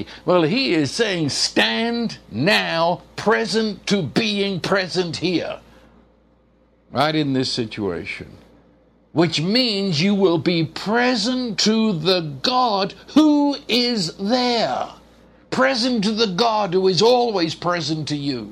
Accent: England, United Kingdom; When I was in school in England

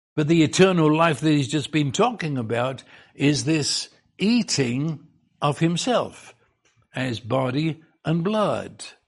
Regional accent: England, United Kingdom; I was raised in England

